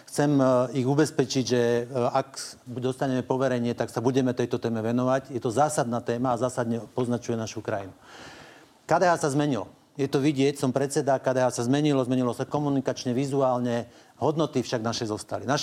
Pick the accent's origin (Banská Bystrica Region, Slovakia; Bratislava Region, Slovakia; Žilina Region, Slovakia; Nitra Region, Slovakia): Žilina Region, Slovakia; Ja som z Hornej Oravy. My sme na Hornej Orave vyrastli na mlieku národňarov.